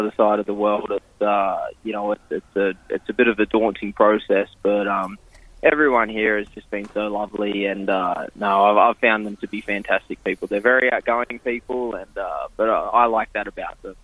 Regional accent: Queensland, Australia; moved away as an adult; also born or lived in Sydney, Australia; now in New Jersey, United States; I grew up in Queensland, and it was, you know, it was pretty much hot and hotter up there.

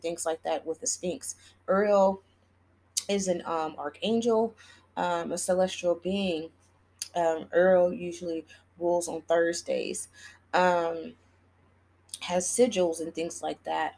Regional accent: Texas, United States; Uvalde is in Texas, and that's my home state.

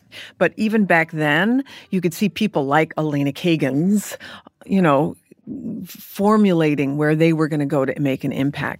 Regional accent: California, United States; moved away as an adult; also born or lived in Michigan; I was from California

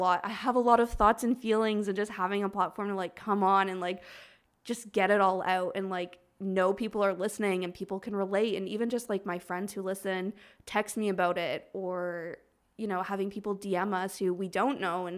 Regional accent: Toronto, Ontario, Canada; we really were focusing on just like, we're from Toronto. So we were like focusing on like local people at first.

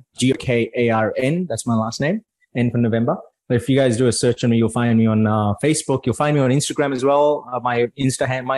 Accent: Mumbai, Maharashtra, India; now in Australia; I'm originally from India, right? From Mumbai.

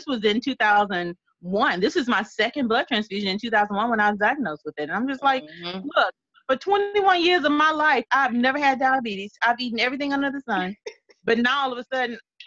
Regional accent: Louisiana, United States; I'm a little bit country. I'm from Louisiana

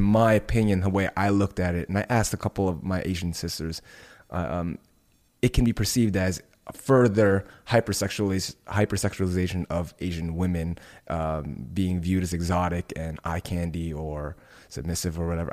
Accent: Indonesia; moved away; my home country of Indonesia

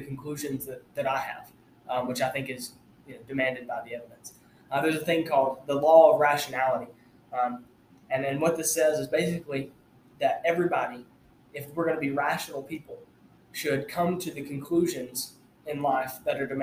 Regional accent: Armuchee, Georgia, United States; now in Tennessee, United States; I'm from Northwest Georgia, from a little town called Armurchie. It's just north of Rome

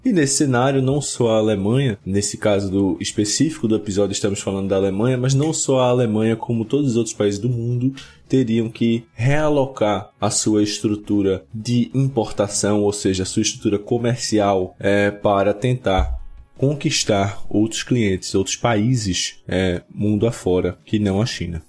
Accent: Brazil; nós brasileiros

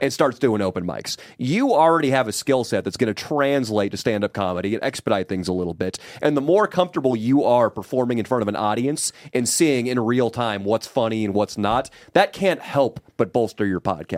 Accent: Sacramento, California, United States; Sacramento, my hometown

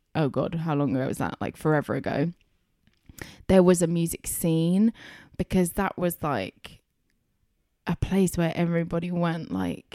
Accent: Chelmsford, East of England, United Kingdom; growing up in Chelmsford

